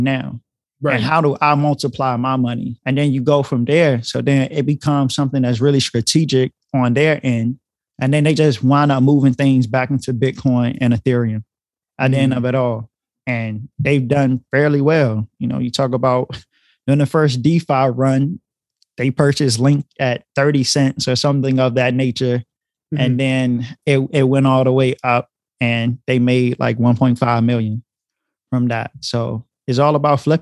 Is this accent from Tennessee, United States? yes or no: no; North Carolina, United States; I'm originally from North Carolina, born and raised there for the majority of my life.